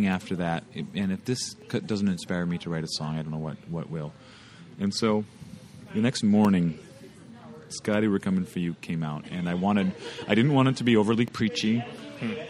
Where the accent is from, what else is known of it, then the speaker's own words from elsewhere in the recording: Wisconsin, United States; someone from the U.S. and from Wisconsin